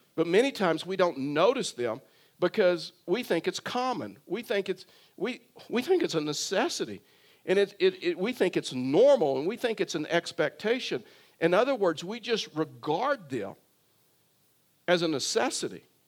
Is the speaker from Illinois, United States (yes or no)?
no; Texas, United States; I was raised in Texas